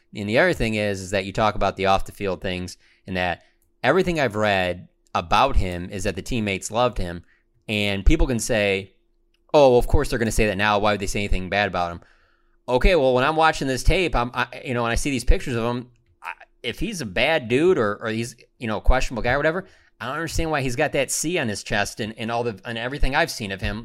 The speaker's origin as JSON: {"language": "English", "town": "Detroit", "region": "Michigan", "country": "United States", "tie": "born or raised there", "said": "me growing up in Detroit"}